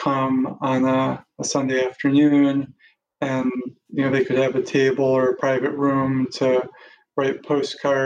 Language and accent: English; Wisconsin, United States; moved away as an adult; also born or lived in Boston, Massachusetts; now in Cambridge, United States; I grew up in Wisconsin and lived there for most of my life until I was in my mid-20s